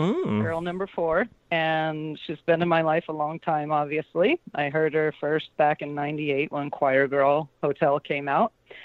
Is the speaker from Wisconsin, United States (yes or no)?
no; St. Louis, Missouri, United States; I grew up in St. Louis.